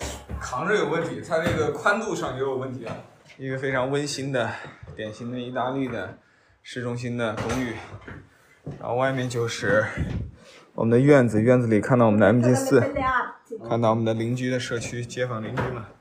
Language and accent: Chinese; China; 我们中国人也喜欢房子，